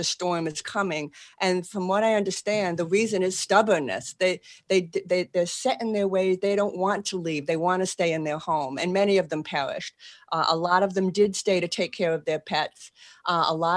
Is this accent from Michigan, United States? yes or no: no; Boston, Massachusetts, United States; accent: Boston; moved away as an adult; now in New Orleans, United States; I still have a Boston accent